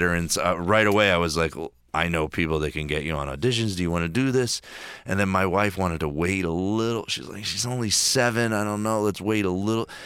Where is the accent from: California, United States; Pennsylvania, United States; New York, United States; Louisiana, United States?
Pennsylvania, United States; Philadelphia; in my hometown of Philadelphia